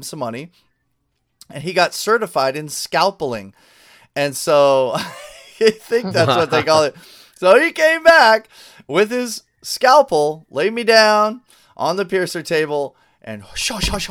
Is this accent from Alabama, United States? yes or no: no; New Mexico, United States; I grew up in New Mexico